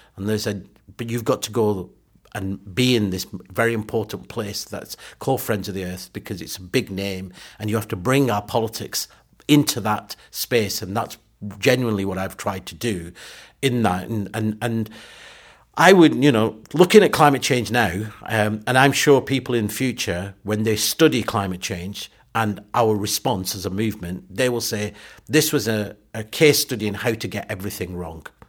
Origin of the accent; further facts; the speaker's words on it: Burnley, North West England, United Kingdom; also born or lived in Pakistan; I grew up in Burnley, in Lancashire, in the s, seventies and eighties.